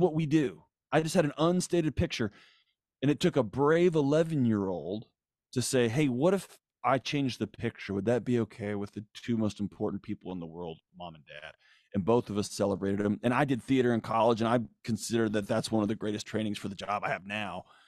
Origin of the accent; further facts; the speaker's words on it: Houston, Texas, United States; I grew up in Houston